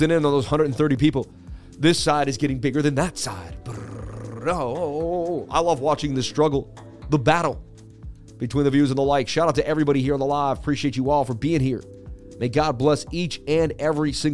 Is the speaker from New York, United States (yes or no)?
no; Boston, Massachusetts, United States; I grew up in Boston, Irish, where people were just pouring liquor on my face when I was young